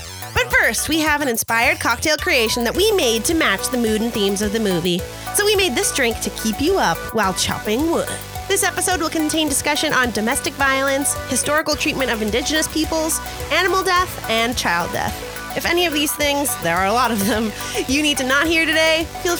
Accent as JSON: {"language": "English", "region": "Texas", "country": "United States", "said": "I'm from Texas."}